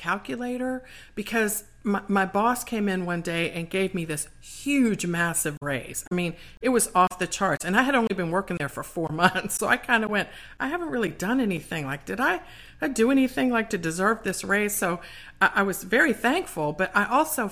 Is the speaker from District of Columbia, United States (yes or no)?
yes; Washington, District of Columbia, United States; my hometown of DC.